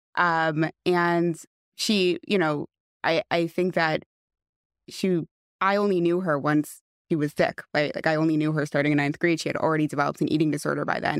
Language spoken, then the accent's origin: English; West Hempstead, New York, United States; I grew up in West Hempstead